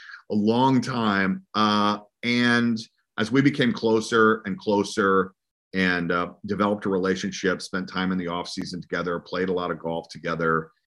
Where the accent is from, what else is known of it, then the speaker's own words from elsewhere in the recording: Atlanta, Georgia, United States; now in Southern California, United States; I grew up in Atlanta